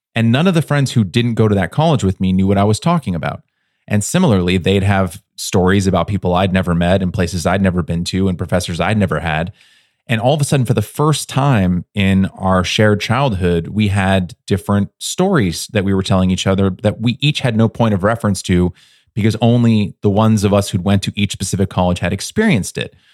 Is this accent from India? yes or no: no; United States